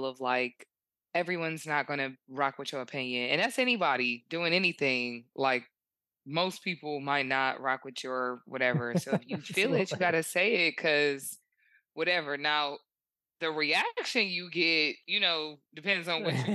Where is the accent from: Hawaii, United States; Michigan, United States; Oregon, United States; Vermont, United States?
Michigan, United States; Detroit; I'm from Detroit.